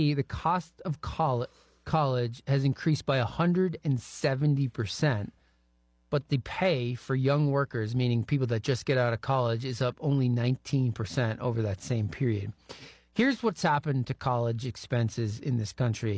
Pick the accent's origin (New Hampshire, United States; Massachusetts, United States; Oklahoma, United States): New Hampshire, United States; now in Pacific Northwest, United States; Where I grew up in New Hampshire